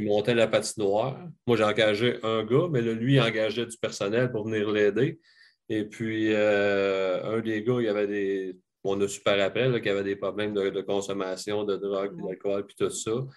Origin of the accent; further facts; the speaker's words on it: Sorel, Quebec, Canada; j'ai grandi à Sorel, puis j'ai joué pour les, les mariniers de, de, de, Sorel